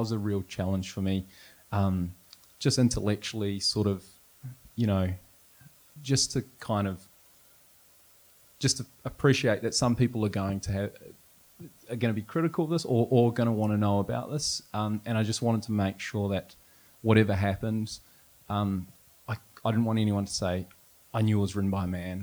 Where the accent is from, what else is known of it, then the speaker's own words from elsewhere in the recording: New Zealand; moved away; also born or lived in Canada; I'm from New Zealand